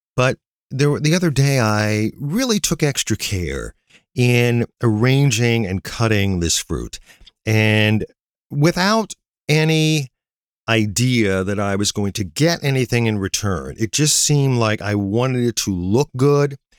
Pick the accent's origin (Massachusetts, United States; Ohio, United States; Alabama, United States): Ohio, United States; near Navarre, Northeast; near my hometown